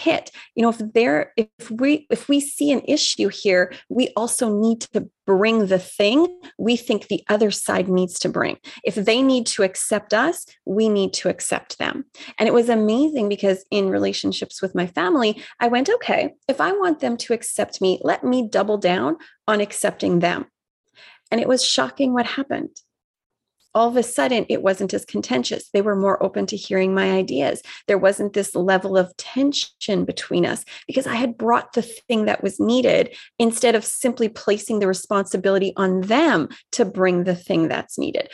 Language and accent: English; Vancouver, British Columbia, Canada; I'm from the West Coast, so I'm obviously this West Coast liberal, right? Like you just know I'm from Vancouver